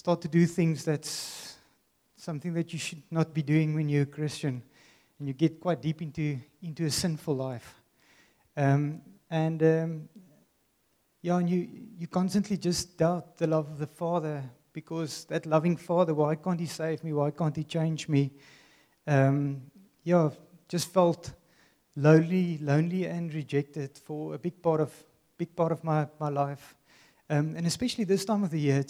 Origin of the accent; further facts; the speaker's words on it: Worcester, Western Cape, South Africa; I grew up in Worcester